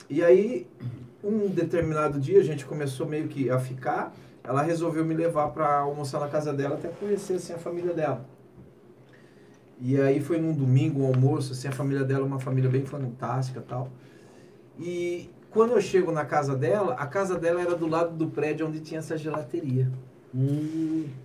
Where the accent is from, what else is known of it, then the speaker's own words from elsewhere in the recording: Jundiaí, São Paulo, Brazil; eu sou de Jundiaí, né? Eu sou de Jundiaí.